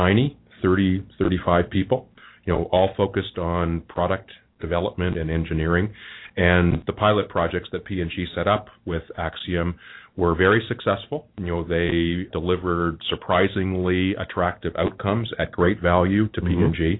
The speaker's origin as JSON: {"language": "English", "region": "Quebec", "country": "Canada", "also_born_or_lived": "Mexico / Philippines / Japan", "moved": "yes", "lives_now": "Cincinnati, United States", "said": "I'm from Quebec, actually. Mm-hmm. That's my home"}